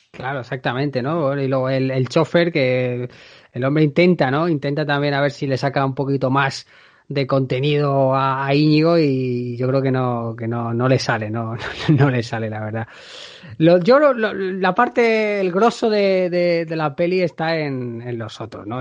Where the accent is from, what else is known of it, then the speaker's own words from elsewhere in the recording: near a town in the province of Toledo, Castilla-La Mancha, Spain; la sede está cerca de mi pueblo